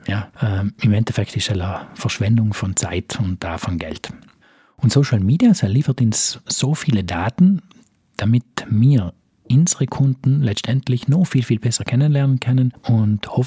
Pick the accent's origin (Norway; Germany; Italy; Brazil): Italy; South Tyrol, Trentino-Alto Adige; Ist jetzt LinkedIn bei uns in Südtirol relevant?